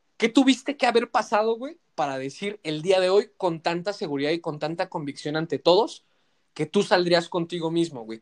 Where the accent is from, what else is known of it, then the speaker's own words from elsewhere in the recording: Mexico; como sociedad mexicana que nos encanta el desmadre